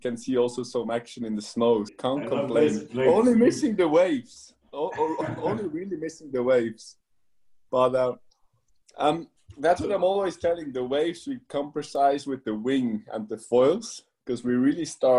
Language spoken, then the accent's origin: English; Switzerland; I'm born and raised in Switzerland